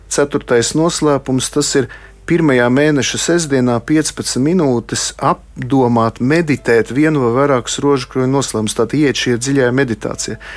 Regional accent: Salaspils, Salaspils Municipality, Latvia; tā kā es nāku no Salaspils, kas ir rožkroņa karalienes draudzes, to karogu tagad turu ļoti augstu

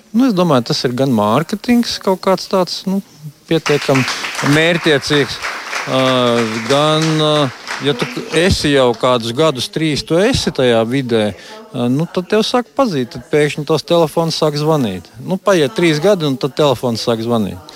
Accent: Latvia; moved away as an adult; now in Denver, United States; es jau esmu dzimis audzis Latvijā

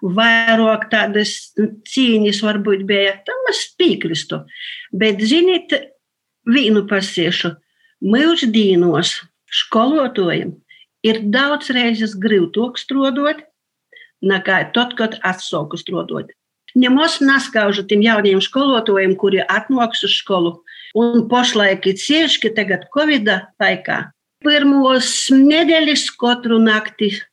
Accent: Latgale, Latvia; sātā runājam latgaliski

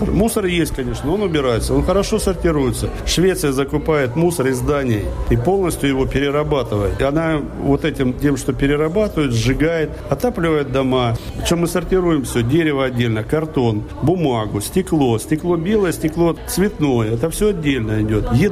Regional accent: Russia; now in Sweden; Ну, они знают, конечно, что у меня акцент, сразу спрашивают, откуда. Я говорю, откуда, не стесняюсь, что я русский.

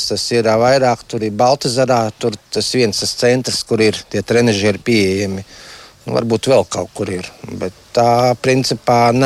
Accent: Riga, Latvia; moved away as an adult; now in Ukri parish, Latvia; Esmu pats no Rīgas, bet tagad jau ilgus gadus esmu šeit

